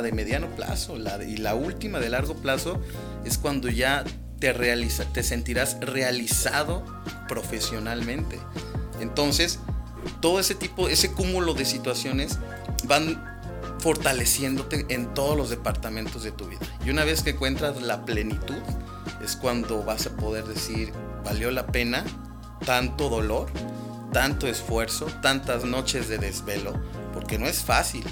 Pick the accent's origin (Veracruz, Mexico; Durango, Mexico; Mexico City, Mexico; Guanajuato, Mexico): Guanajuato, Mexico; moved away as an adult; now in San Luis Potosí, Mexico; soy de Guanajuato, capital. Este, e-, emigré de la ciudad de Guanajuato.